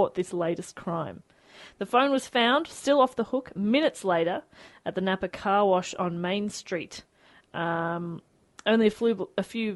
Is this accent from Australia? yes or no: yes; Australia; I'm from Australia